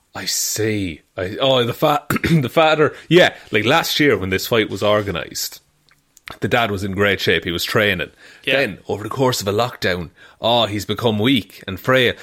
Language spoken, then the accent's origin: English; Ireland